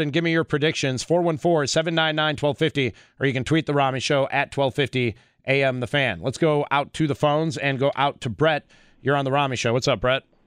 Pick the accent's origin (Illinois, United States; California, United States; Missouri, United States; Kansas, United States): Illinois, United States; Chicago; I grew up in Chicago in the nineties, the glory days of the Bulls